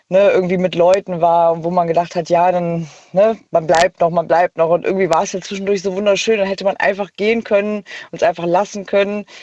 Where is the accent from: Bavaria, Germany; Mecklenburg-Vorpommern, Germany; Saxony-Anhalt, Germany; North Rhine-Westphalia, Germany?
North Rhine-Westphalia, Germany; Ja, äh, ich komme aus der Nähe von Bonn.